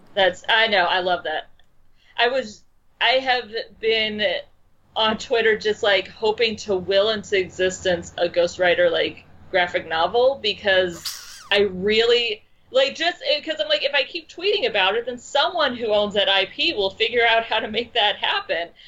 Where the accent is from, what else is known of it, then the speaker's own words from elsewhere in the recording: Chicago, Illinois, United States; also born or lived in the Midwest; I'm from Chicago. I'm also. I should point out that I live in Chicago now